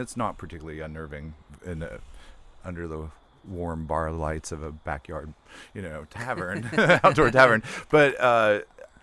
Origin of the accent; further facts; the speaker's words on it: West Virginia, United States; I grew up in West Virginia